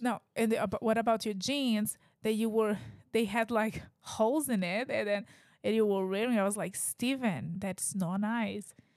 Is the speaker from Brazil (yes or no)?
yes; Brazil; English is a second language; now in United States; I'm from Brazil, like, I've a, like, I had a very different life in Brazil than what I have right now